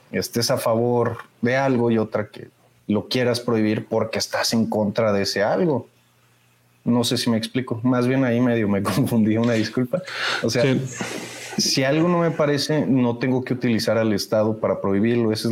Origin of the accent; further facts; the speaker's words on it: Irapuato, Guanajuato, Mexico; no me encontraba en Irapuato, yo soy de Irapuato.